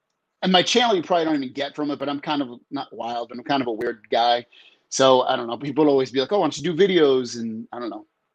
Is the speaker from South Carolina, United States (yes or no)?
no; Massachusetts, United States; now in San Diego, United States; Been here since 2004. I'm from Massachusetts originally